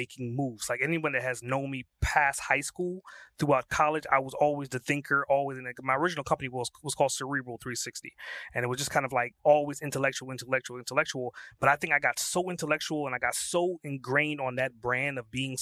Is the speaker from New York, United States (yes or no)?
yes; New York City, New York, United States; I'm from Brooklyn